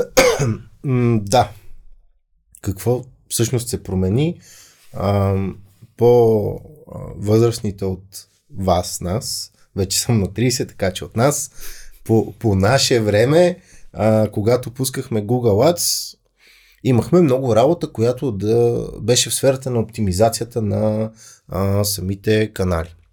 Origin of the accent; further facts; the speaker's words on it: Bulgaria; Аз съм българин